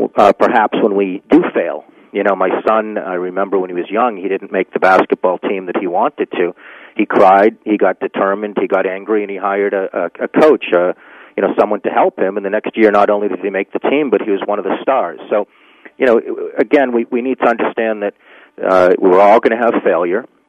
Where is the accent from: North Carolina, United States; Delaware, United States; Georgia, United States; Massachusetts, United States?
Massachusetts, United States; Needham; born or raised there